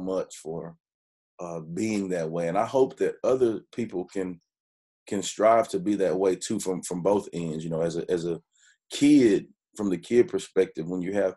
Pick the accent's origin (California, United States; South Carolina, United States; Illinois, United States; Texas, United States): Texas, United States; Hearne; also born or lived in Dallas, Texas; I grew up in Hearn